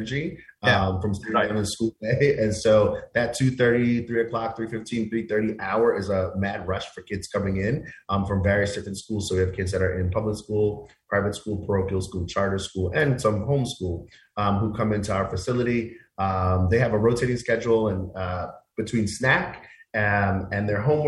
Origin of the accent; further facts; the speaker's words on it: New York City, New York, United States; I went to small mom and pop daycare centers when I was a kid growing up in Queens.